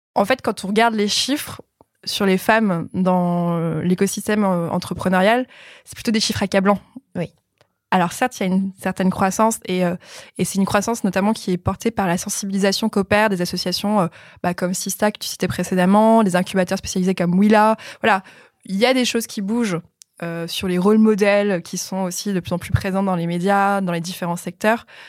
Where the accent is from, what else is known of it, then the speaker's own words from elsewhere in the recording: France; en tant que Français